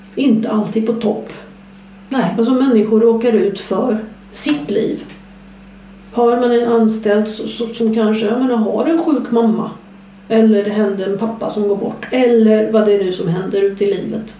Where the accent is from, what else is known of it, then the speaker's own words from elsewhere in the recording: southern Skåne, Sweden; jag kommer från södra Skåne